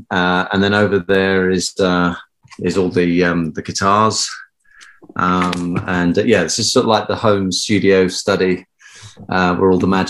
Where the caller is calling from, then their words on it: Palgrave, East of England, United Kingdom; So I'm dialing in from home, and that is in the east of England, in a little village called Palgrave, which is in the middle of nowhere.